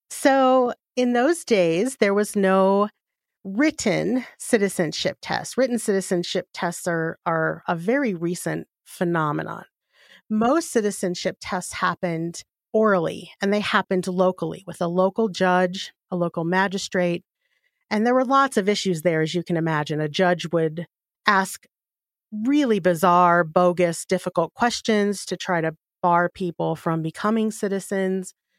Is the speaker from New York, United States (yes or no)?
no; Southern Colorado, United States; we grew up in Southern Colorado